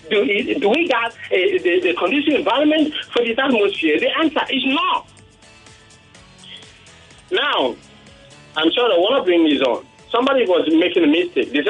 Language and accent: English; Nigeria; I'm from Akampa.